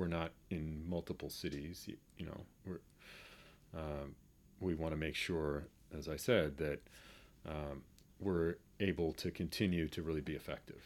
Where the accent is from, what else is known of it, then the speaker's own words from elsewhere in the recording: Boston, Massachusetts, United States; growing up in Boston and being a basketball player